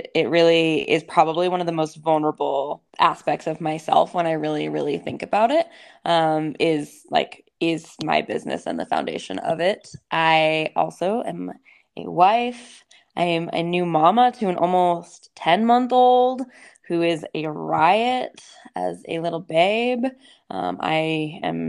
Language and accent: English; East Coast, United States; now in Salt Lake City, United States; I grew up on the East Coast and I live in Salt Lake City, Utah.